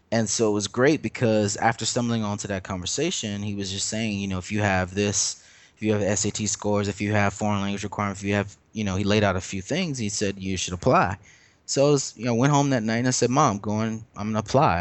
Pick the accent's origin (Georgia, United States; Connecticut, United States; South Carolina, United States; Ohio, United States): South Carolina, United States; Lexington; moved away as an adult; now in Brooklyn, United States; growing up in Lexington South Carolina